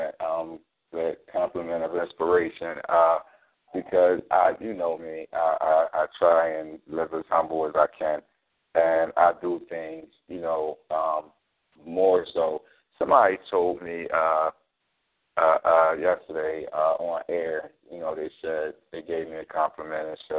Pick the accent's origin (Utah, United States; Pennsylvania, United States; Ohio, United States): Pennsylvania, United States; Philadelphia; born and raised in North Philly just like yourself, went to school in North Philly